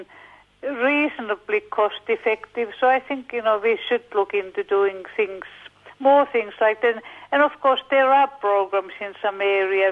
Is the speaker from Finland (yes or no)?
yes; Finland; now in Australia; I come from Finland